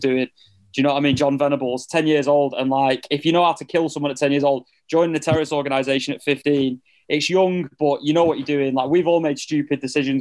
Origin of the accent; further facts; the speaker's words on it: United Kingdom; we're British